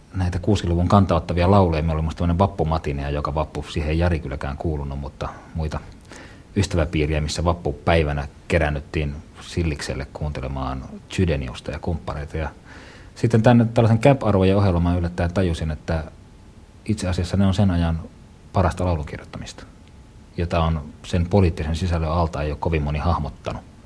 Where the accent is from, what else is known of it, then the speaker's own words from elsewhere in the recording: Joensuu, North Karelia, Finland; moved away; Joensuussa, missä synnyin ja kasvoin ensimmäiset vuodet.